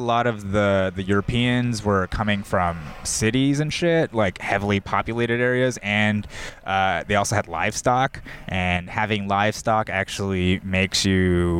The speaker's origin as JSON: {"language": "English", "town": "Los Angeles", "region": "California", "country": "United States", "tie": "born or raised there", "said": "I am Korean. But I grew up here. I grew up here in the Valley mostly."}